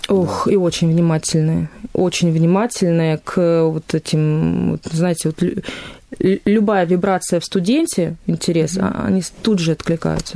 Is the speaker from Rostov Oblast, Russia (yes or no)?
yes; Volgodonsk, Rostov Oblast, Russia; moved away as an adult; now in Stavropol, Russia; Сама я уроженка города Волгодонска, это Ростовская область